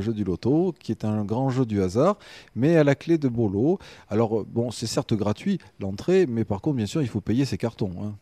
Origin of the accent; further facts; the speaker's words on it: Limoges, Nouvelle-Aquitaine, France; also born or lived in Arcachon; now in Gujan-Mestras, France; je suis natif de Limoges. Puis, ben, très rapidement, je suis arrivé sur le bassin d'Arcachon très tôt.